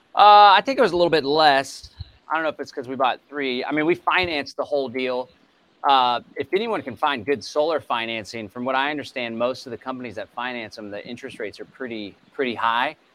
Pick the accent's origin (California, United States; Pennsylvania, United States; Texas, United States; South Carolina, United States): Texas, United States; Bastrop County; I hail from Bastrop County, Texas